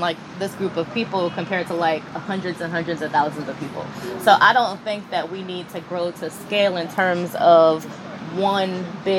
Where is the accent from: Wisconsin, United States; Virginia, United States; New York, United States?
New York, United States; New York City; I'm originally from New York City, the Lower East Side, specifically from Manhattan.